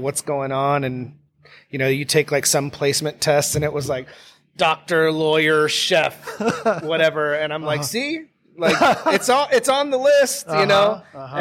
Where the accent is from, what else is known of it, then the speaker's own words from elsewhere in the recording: Sandpoint, Idaho, United States; that's where I grew up in Sandpoint, Idaho